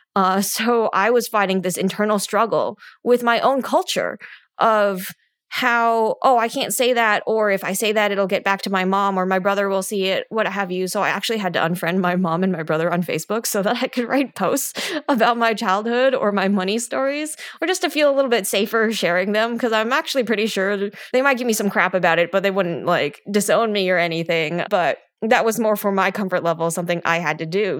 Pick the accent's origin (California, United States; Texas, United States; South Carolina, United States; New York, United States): California, United States; California Bay Area, United States; I grew up in the California Bay Area where we were 80% Asian in my high school